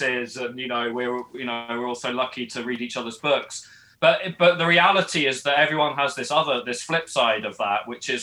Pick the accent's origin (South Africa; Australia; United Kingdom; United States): United Kingdom; England; now in Edinburgh, United Kingdom; I'm actually English, not Scottish